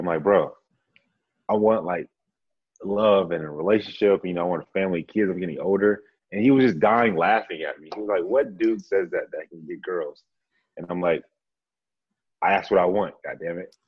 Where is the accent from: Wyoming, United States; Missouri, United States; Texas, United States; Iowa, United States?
Texas, United States; Grand Prairie; moved away as an adult; also born or lived in San Antonio, Texas; now in Austin, United States; I'm from uh, Dallas by way of Grand Prairie. So I just say Dallas, Texas. Uh, lived there and then joined the Air Force